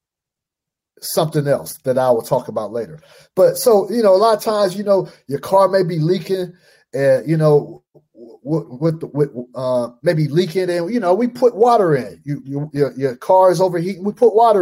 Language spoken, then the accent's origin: English; Fresno, California, United States; moved away as an adult; also born or lived in Portland, Oregon / Cleveland, Ohio; I'm from California, born and raised Fresno, California.